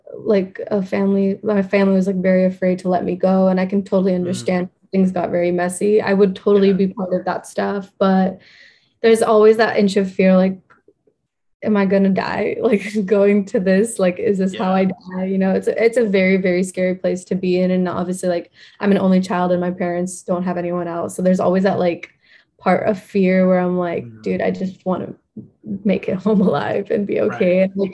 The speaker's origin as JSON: {"language": "English", "country": "India", "said": "So, like, I'm an Indian citizen, so I can't do much voting or anything."}